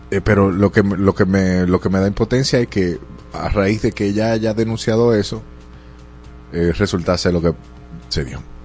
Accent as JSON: {"language": "Spanish", "country": "Dominican Republic", "said": "aquí en República Dominicana"}